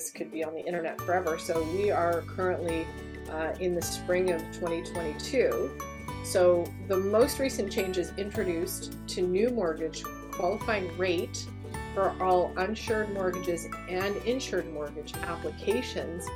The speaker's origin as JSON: {"language": "English", "country": "Canada", "also_born_or_lived": "Greater Toronto Area, Ontario", "said": "we're Canadian"}